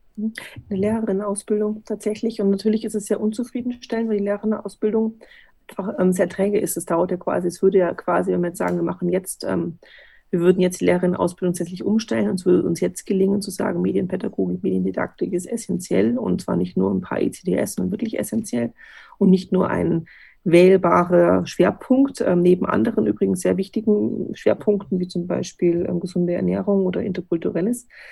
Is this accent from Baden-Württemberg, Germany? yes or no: no; Bavaria, Germany; also born or lived in Bad Reichenhall; bei uns in Bayern